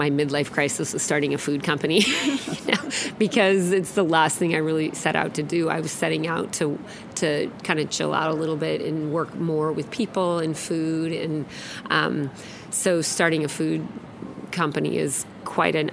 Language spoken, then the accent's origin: English; Alaska, United States; now in Seattle, United States; I grew up in Alaska